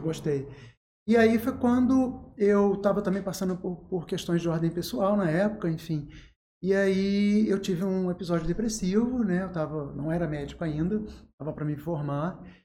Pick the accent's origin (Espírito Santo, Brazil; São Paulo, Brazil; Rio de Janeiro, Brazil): Rio de Janeiro, Brazil; Angra dos Reis; moved away as an adult; also born or lived in São Lourenço, Minas Gerais / Valença / Niterói; now in Volta Redonda, Brazil; nasci em São Lourenço, que é uma cidade pequena, cresci em Angra, que é uma cidade pequena, de médio porte